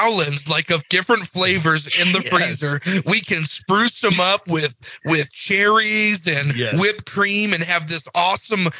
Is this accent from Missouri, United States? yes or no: yes; Jefferson City, Missouri, United States; I always grew up hearing, no, tornadoes will never hit Jeff City